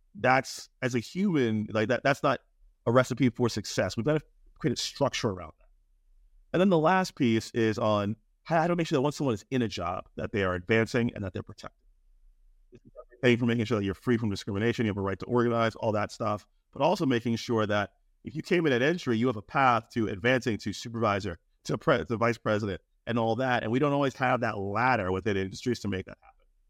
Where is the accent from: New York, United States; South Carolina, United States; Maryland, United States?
Maryland, United States; I'm from Maryland, the University of Maryland